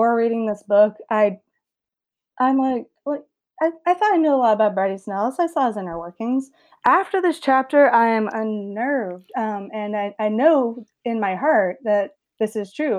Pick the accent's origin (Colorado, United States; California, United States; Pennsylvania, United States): California, United States; Los Angeles; growing up